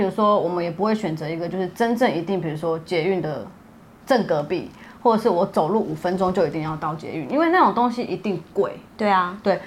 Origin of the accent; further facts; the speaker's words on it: Chiayi, Taiwan; moved away; 我是嘉义人，所以我有可能周末要回嘉义